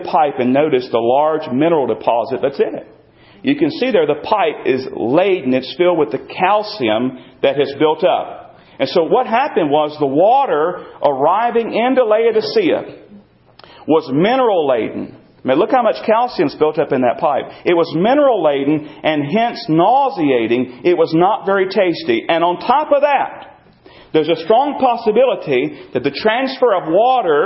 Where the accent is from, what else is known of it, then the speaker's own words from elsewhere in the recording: North Carolina, United States; I grew up in North Carolina, and I grew up in the land